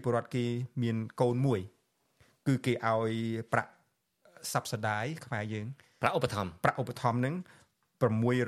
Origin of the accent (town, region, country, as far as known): Cambodia